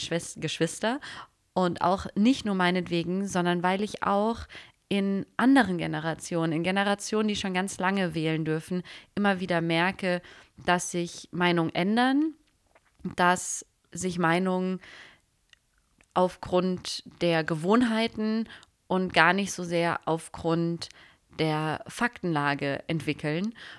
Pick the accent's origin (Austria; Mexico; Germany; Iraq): Germany; Freiburg, Baden-Württemberg; also born or lived in Hamburg; now in Berlin, Germany; ich komme aus Süddeutschland, ich bin im schönen Freiburg aufgewachsen